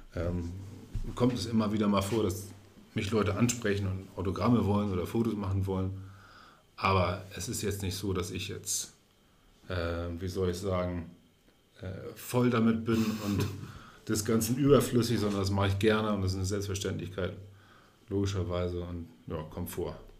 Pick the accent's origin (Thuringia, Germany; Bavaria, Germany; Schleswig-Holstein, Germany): Schleswig-Holstein, Germany; Neustadt in Holstein; moved away as an adult; also born or lived in Cologne / Hamburg / Munich; ich bin in Neustadt geboren, meine Eltern sind Neustädter.